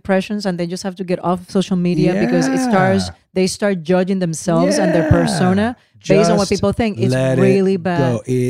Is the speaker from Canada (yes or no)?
no; Puerto Rico; first language Spanish; English is a second language; moved away; Spanish is my first language, is my love. I was born and raised in Puerto Rico.